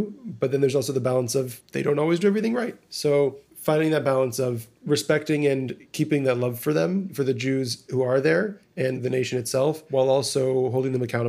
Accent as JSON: {"language": "English", "country": "United States", "said": "as an American Jew"}